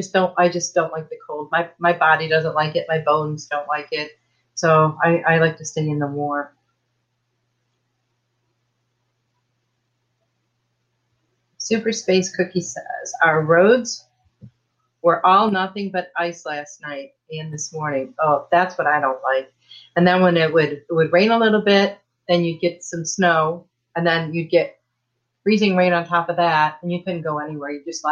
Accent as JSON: {"language": "English", "region": "Michigan", "country": "United States", "tie": "born or raised there", "moved": "yes", "lives_now": "Texas, United States", "said": "I was born and raised in Michigan"}